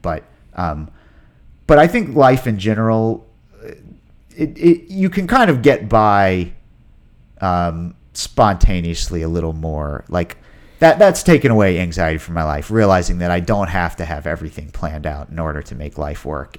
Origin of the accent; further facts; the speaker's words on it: Ashland, Virginia, United States; moved away as an adult; also born or lived in New York; being back in my hometown that I only really knew from a kid's point of view